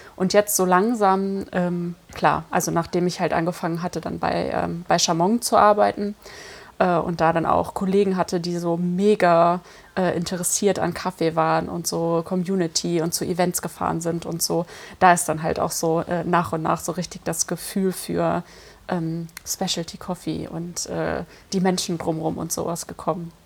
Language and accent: German; Cologne, North Rhine-Westphalia, Germany; ich komme ja aus Köln